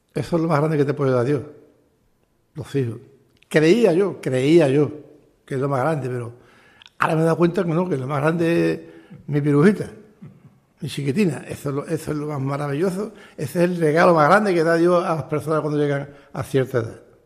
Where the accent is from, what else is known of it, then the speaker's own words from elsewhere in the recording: Sanlúcar de Barrameda, Andalusia, Spain; moved away as an adult; now in Chipiona, Spain; Yo nací en San Lucas, en la calle Barrameda, número 14